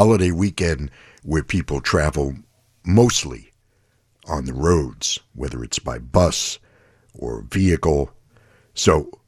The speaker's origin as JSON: {"language": "English", "town": "New York City", "region": "New York", "country": "United States", "tie": "born or raised there", "said": "I grew up in New York City and was fortunate to grow up in the 60s"}